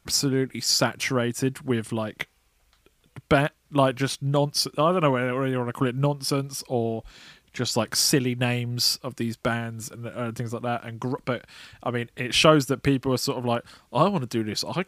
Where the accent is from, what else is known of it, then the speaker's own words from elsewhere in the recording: Grimsby, Yorkshire and the Humber, United Kingdom; now in London, United Kingdom; from Grimsby, UK